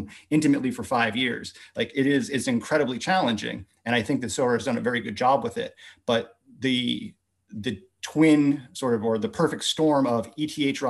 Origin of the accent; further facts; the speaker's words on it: United States; being American